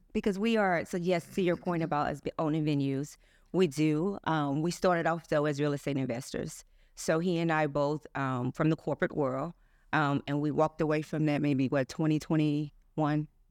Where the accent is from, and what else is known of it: East St. Louis, Illinois, United States; born or raised there